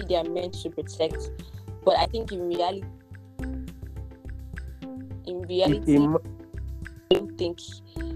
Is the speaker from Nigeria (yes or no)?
yes; Nigeria